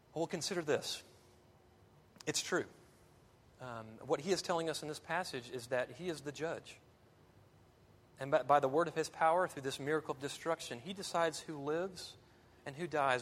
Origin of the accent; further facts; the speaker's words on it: American South, United States; American Southerners